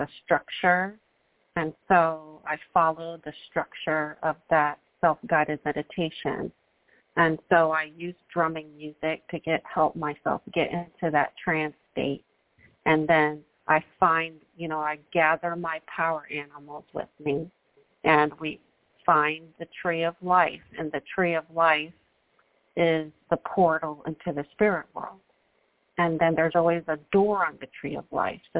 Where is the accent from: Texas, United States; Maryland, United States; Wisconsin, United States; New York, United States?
New York, United States; New York City; I'm a girl from New York City